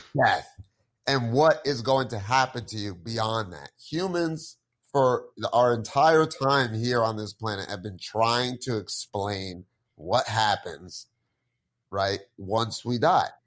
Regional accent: New Jersey, United States; I grew up here in Jersey

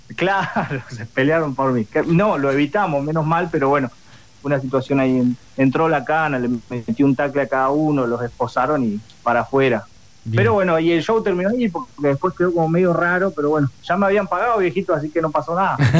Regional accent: Cinco Saltos, Río Negro, Argentina; yo soy de Cinco Saltos, provincia de Río Negro

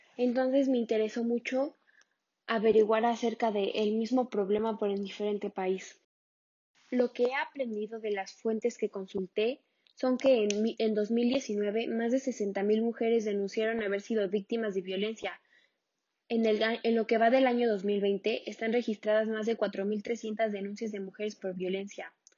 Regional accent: Mexico; como mexicana sé lo que está ocurriendo en México actualmente contra la mujer

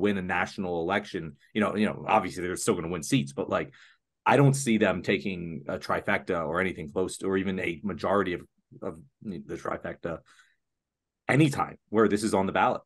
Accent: Pennsylvania, United States; my home state of Pennsylvania

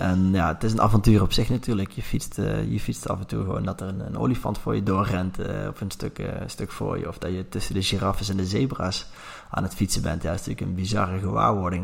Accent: Langeboom, North Brabant, Netherlands; now in Nijmegen, Netherlands; Ik ben opgegroeid in een klein dorpje, lange boom.

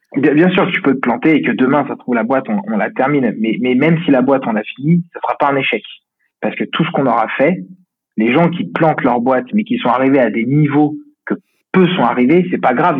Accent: Lyon, Auvergne-Rhône-Alpes, France; je suis de Lyon

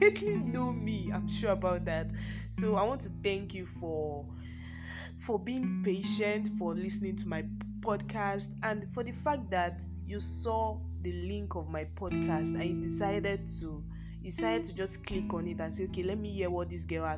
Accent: Yorubaland, Nigeria; I'm a Nigerian, yes, Ninja to the world. A Yoruba, I'm from the Yoruba tribe to be precise

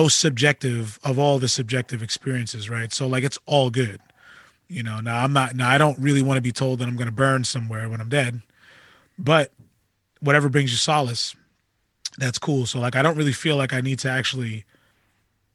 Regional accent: Amityville, New York, United States; growing up in Amityville

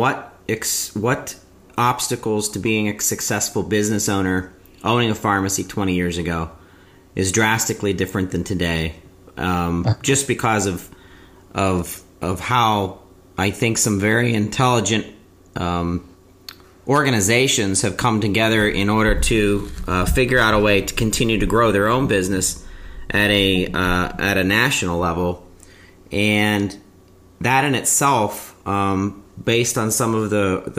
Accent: Pittsburgh, Pennsylvania, United States; I'm from Pittsburgh

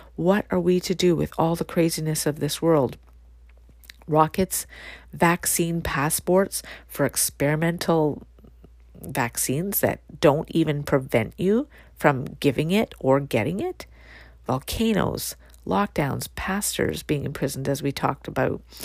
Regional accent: Canada; my own country

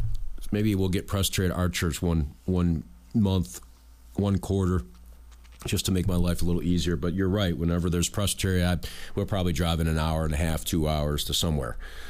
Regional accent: New York, United States; I mean, I'm from New York. I can't change that. And so when people talk with me in town, in the community, they find out right away I'm not from there.

